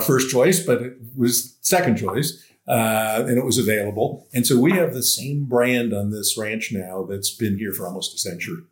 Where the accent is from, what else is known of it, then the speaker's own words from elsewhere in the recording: Massachusetts, United States; also born or lived in Los Angeles, California; now in Santa Ynez Valley, United States; I was brought up in Massachusetts